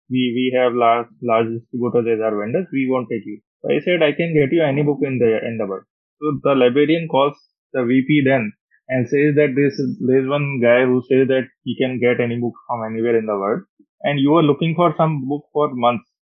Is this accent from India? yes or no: yes; Roorkee, Uttarakhand, India; moved away as an adult; also born or lived in Delhi / Australia; went back to Roorkee, my hometown. My father was IT prof there.